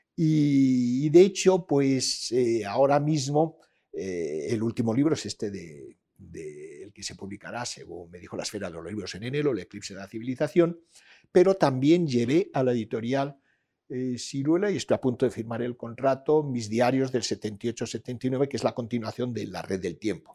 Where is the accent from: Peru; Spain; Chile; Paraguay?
Spain; Peñaranda de Bracamonte, Castile and León; mi infancia, adolescencia en Peñarán de Bracamonte